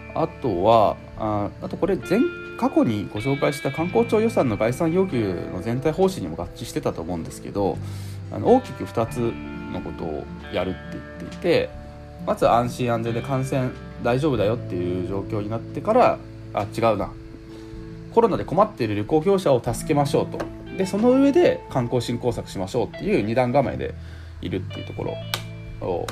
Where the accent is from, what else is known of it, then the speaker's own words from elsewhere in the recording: Higashihiroshima, Hiroshima, Japan; 僕の地元の広島もの東広島市